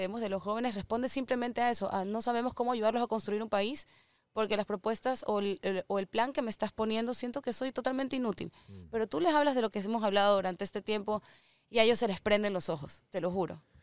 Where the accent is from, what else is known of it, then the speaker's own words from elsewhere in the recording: Ecuador; siendo ecuatoriana